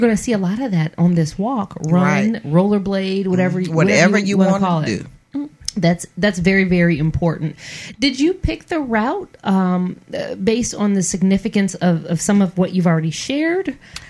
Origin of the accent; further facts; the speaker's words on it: Michigan, United States; moved away; Being from Michigan